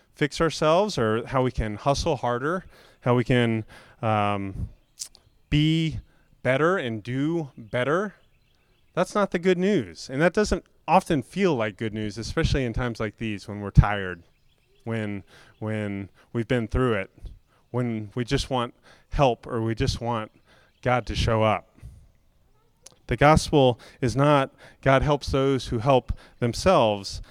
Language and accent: English; Florida, United States; I grew up in Florida where, where mostly below sea level